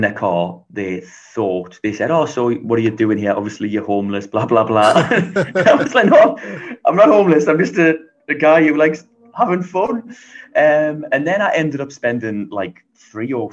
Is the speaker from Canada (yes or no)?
no; Newcastle upon Tyne, North East England, United Kingdom; So I'm from England. I'm from the north of England, a place called Newcastle, which is very close to Scotland.